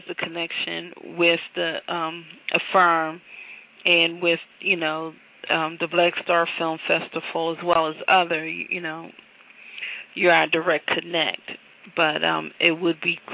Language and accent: English; Philadelphia, Pennsylvania, United States; I'm from Philadelphia